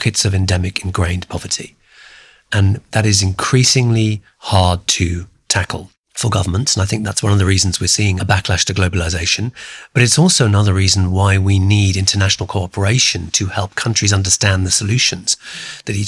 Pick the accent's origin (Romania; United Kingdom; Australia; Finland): United Kingdom; also born or lived in Calcutta, India; My family left when I was three and then moved to the United Kingdom. And I grew up in the UK, hence the accent